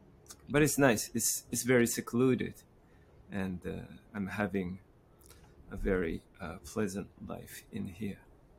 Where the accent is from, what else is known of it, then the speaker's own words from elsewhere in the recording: Japan; also born or lived in Morocco / United Kingdom / France / United States; I'm from Japan. I was born in Morocco and moving around in UK and France, United States, different countries. And I settled down in Kyoto for a while